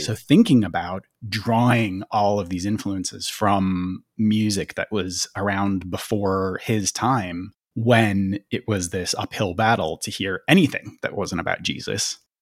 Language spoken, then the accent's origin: English; Minneapolis–Saint Paul, Minnesota, United States; I grew up in the Twin Cities